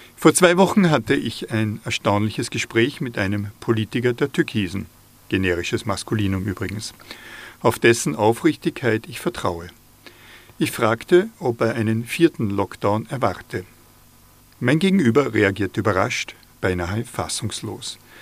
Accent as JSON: {"language": "German", "area": "inner Salzkammergut", "region": "Upper Austria", "country": "Austria", "tie": "born or raised there", "said": "Als Oberösterreicher bin ich befangen, im inneren Salzkammer gut aufgewachsen"}